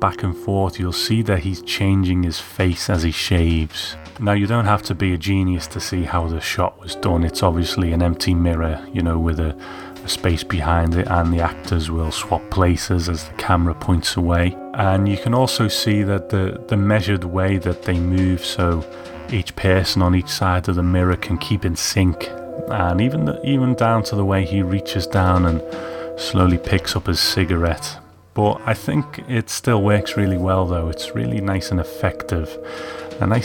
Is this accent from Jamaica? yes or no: no; United Kingdom; as a kid growing up in Britain